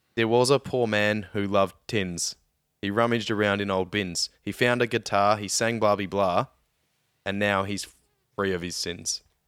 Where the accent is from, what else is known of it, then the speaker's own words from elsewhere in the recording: Victoria, Australia; growing up in Victoria